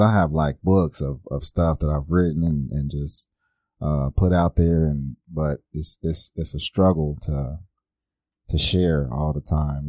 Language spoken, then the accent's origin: English; Oklahoma City, Oklahoma, United States; I grew up right here in Oklahoma City